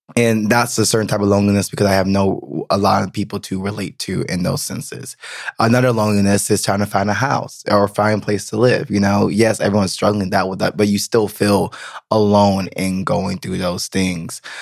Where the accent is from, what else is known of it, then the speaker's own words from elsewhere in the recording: the South, United States; moved away as an adult; now in Berlin, Germany; I'm from the South.